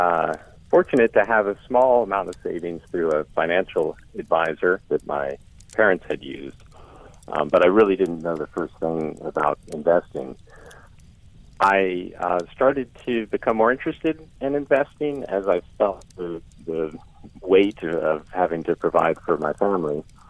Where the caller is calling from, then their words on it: Eastern Shore of Maryland, United States; I'm calling from the Eastern Shore of Maryland.